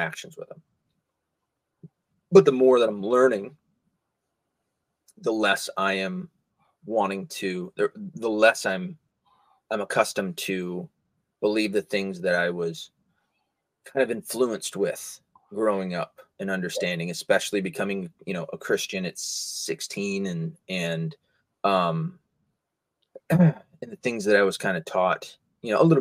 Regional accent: the Bible Belt, United States; I was raised in the Bible Belt

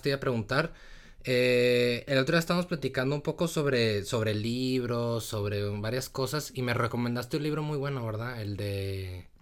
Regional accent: Torreón, Coahuila, Mexico; yo soy de, de Torreón, del norte, de Torreón, Coahuila, México

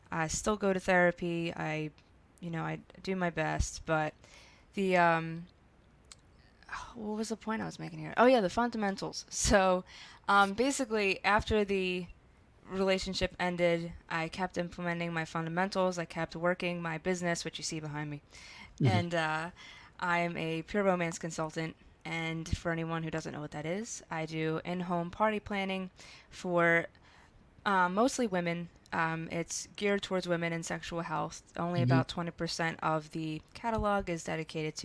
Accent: Philadelphia, Pennsylvania, United States; accent: South Philly; now in Los Angeles, United States; I'm from South Philly. It'll never leave. I don't care if I'm living in LA for like the next 10 years

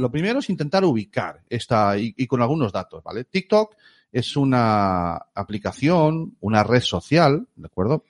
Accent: Galicia, Spain; somos gallegos

